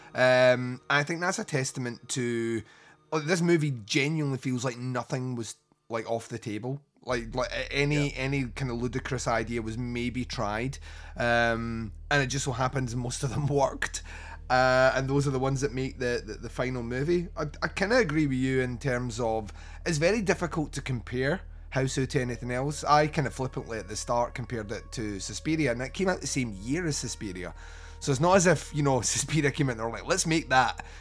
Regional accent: Scotland, United Kingdom; as a Scotsman

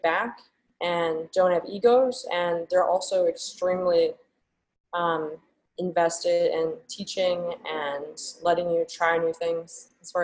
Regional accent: Scranton, Pennsylvania, United States; moved away as an adult; also born or lived in Philadelphia, Pennsylvania; now in Richmond, United States; I'm from Scranton

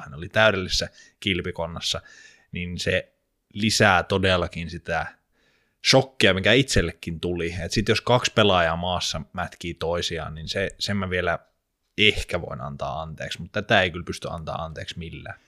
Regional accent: Jyväskylä, Central Finland, Finland; Muistan pienenä, kun Jyväskylässä oli semmoinen kaupunginteatterin esitys

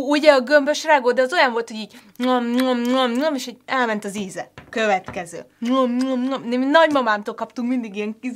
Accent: Vác, Pest, Hungary; Én ugye Váci vagyok, és naszáj tej volt mindig.

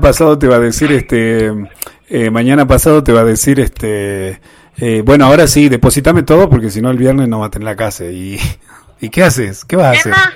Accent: Tilcara, Jujuy, Argentina; nosotros somos lugareños, somos jujeños, tilcareños

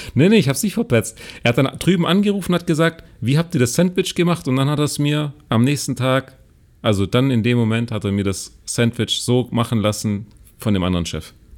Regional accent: Germany; now in China; bei uns in Deutschland

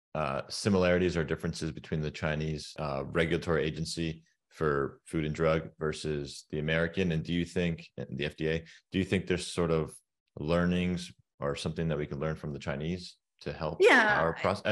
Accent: Turkey; moved away; I come from Turkey and in the Middle East.

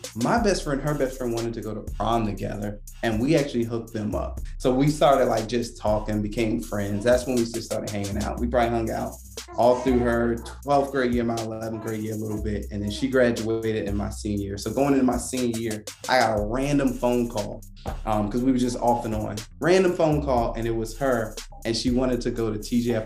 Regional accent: Virginia, United States; moved away as an adult; also born or lived in Oklahoma; We're originally from Virginia, so like East Coast all day

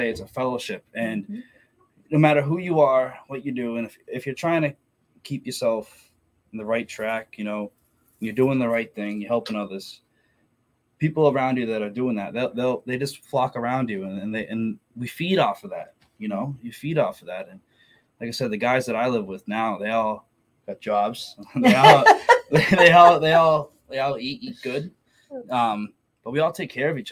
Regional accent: Methuen, Massachusetts, United States; I grew up in Methuen, Mass, pretty much my whole life until, you know, I was about like 23

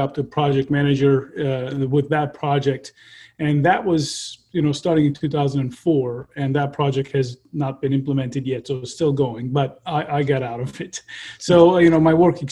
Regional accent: Turkey; moved away as an adult; also born or lived in Ankara, Turkey; now in San Diego, United States; I am originally from Turkey, and I got my undergrad in Ankara, Middle East Technical University

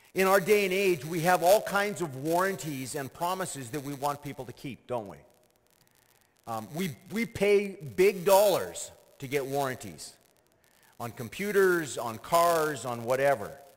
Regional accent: Canada; I was born here, but my, my grandparents weren't of Canadian root.

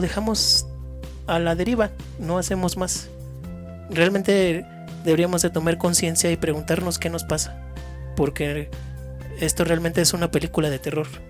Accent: Mexico; como, como mexicanos

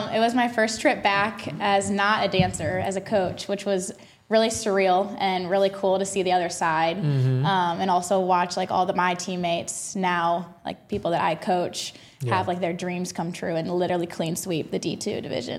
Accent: Fenton, Missouri, United States; I grew up in Fenton, Missouri. I went to Rockwood Summit High School, 026 zip code.

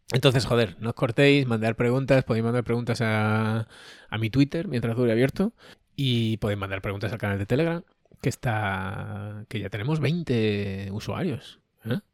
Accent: Andalusia, Spain

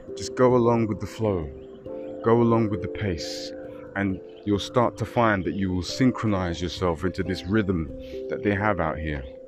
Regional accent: London, United Kingdom; moved away as an adult; myself born and raised in London

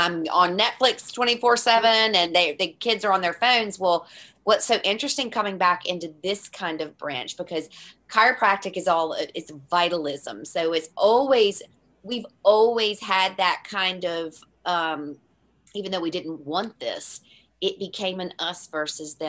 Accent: United States; moved away as an adult; now in Ireland; in the 22 years that I've lived here, obviously because I'm American

